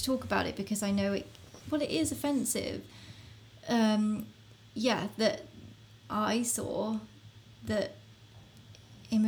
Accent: England, United Kingdom; moved away as an adult; now in Sweden; I'm from England

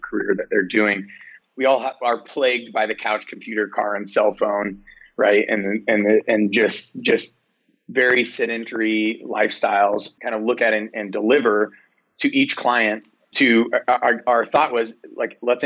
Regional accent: United States; we're American

